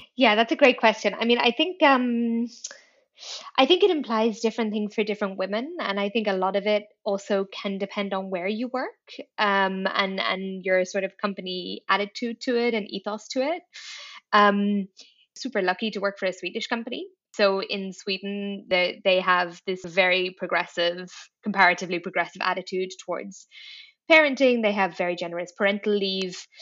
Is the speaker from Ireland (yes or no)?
yes; Dublin, Leinster, Ireland; moved away as an adult; also born or lived in Paris; now in Brussels, Belgium; I am Irish. I grew up in Dublin.